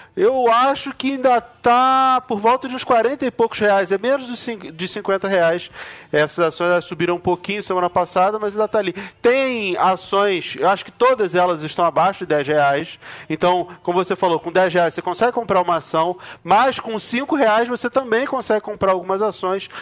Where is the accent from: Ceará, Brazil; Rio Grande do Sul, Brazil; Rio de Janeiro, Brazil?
Rio de Janeiro, Brazil; now in São Paulo, Brazil; Eu moro em São Paulo hoje, mas eu, eu nasci e fui criado lá no Rio de Janeiro